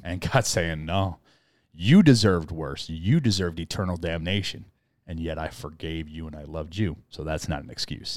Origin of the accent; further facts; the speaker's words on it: United States; we grew up in American culture.